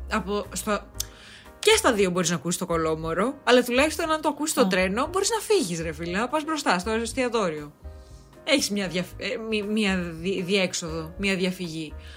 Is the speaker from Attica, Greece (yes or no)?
no; Drama, Eastern Macedonia and Thrace, Greece; now in Athens, Greece; Σήμερα ηχογραφώ από δράμα. Έχω έρθει στο πατρικό μου